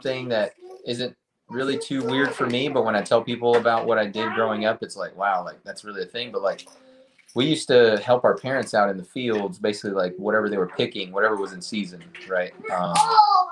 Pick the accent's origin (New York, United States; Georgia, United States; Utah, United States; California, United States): Georgia, United States; Lyons; also born or lived in Bartow, Florida; grew up in a super rural town called Lyons, Georgia.